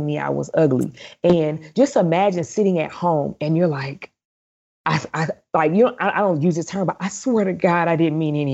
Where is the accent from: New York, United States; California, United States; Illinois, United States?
Illinois, United States; East St. Louis; I'm from East St. Louis, Illinois, where we call ourselves a city of champions